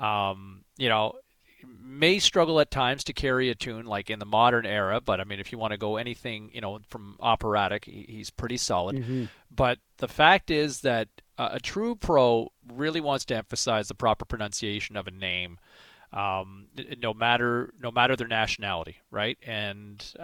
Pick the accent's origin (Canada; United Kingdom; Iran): Canada; Eastern Canada; moved away; growing up in Eastern Canada, it was Denny Potvin